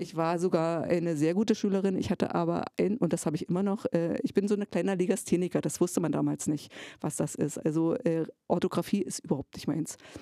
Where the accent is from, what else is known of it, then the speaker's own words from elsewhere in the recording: Jessen, Saxony-Anhalt, Germany; now in Cottbus, Germany; geboren bin ich in Jessen, in einer damaligen kleinen Kreisstadt, die zum Bezirk Cottbus gehört